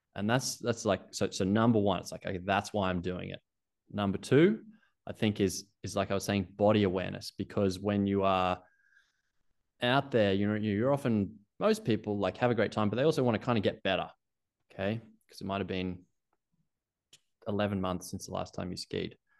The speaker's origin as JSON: {"language": "English", "country": "Australia", "also_born_or_lived": "Canada", "accent": "Australian", "moved": "as an adult", "said": "you can hear from my accent. Being Australian"}